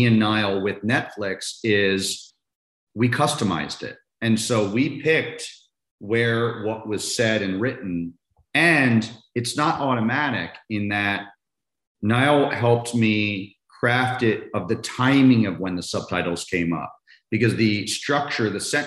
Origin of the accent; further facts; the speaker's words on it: Maryland, United States; now in Los Angeles, United States; I grew up in Maryland, DC, about 30 minutes from the school